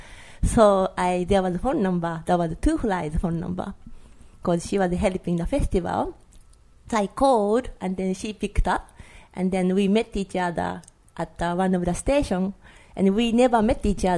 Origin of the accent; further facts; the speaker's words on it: Japan; English is a second language; moved away as an adult; now in New York, United States; I studied graffiti painting on 1998 in Japan, in my hometown